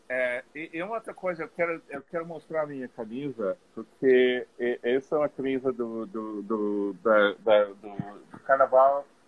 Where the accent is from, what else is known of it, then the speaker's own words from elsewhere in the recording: Los Angeles, California, United States; Portuguese is a second language; also born or lived in Hawthorne, California; now in Paris, France; eu nasci e me criei em Los Angeles, de, da Califórnia.